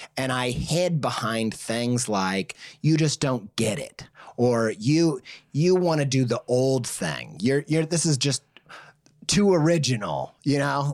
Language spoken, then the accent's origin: English; Indiana, United States; I grew up in the Midwest, uncultured